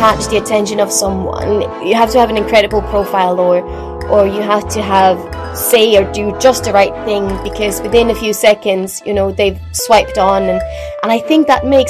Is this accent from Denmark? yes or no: yes; Denmark; I'm Danish.